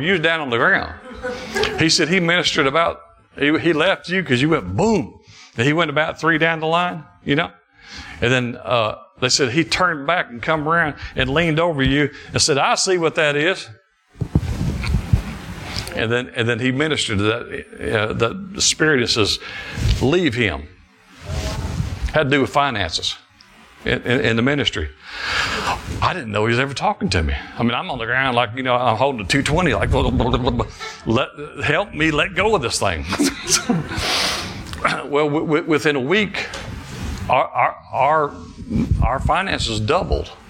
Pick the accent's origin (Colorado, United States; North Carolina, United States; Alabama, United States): Alabama, United States; also born or lived in Detroit, Michigan; I moved here from Detroit when I was six. Started first grade here. And thank God I'm in Alabama. Moved from Detroit. And grew up on a farm